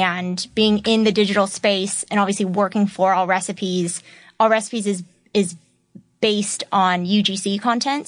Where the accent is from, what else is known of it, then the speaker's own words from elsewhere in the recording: Seattle, Washington, United States; moved away as an adult; also born or lived in Papua New Guinea; now in Adelaide, Australia; I'm from Seattle, Washington. Originally